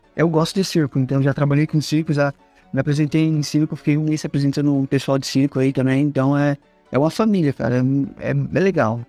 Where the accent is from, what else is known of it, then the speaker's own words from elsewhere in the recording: São Paulo, Brazil; moved away as an adult; also born or lived in Curitiba; now in São José dos Pinhais, Brazil; E eu sou de São Paulo, né? Vai fazer 17, quase 18 anos que eu tô morando em Curitiba